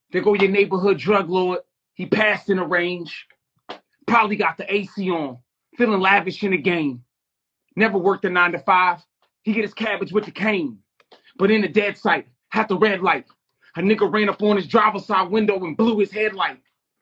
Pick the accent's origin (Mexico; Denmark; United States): United States; San Francisco Bay Area, California; I'm from the Bay Area.